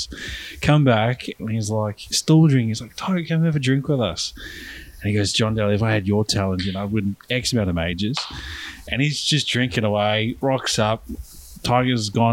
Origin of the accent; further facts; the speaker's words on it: South Africa; growing up in South Africa